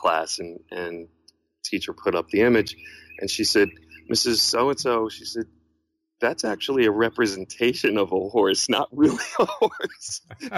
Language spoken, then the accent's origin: English; New York, United States; moved away as an adult; And I was born in New York